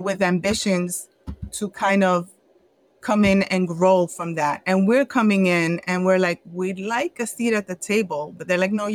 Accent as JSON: {"language": "English", "town": "New York City", "region": "New York", "country": "United States", "tie": "born or raised there", "said": "I'm from the Bronx"}